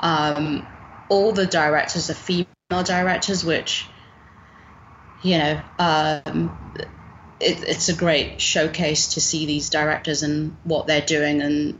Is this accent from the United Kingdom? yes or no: yes; United Kingdom; as a Brit